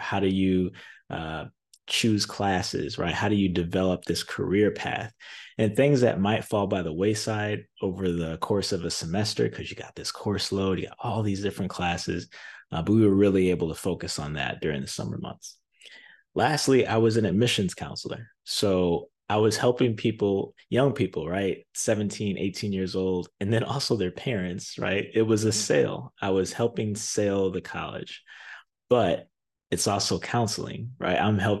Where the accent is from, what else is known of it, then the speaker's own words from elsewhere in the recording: Zion, Illinois, United States; Well, I'm a Chicagoland native. I grew up in Zion, Illinois, which is about halfway between Milwaukee and Chicago, an hour drive to either or.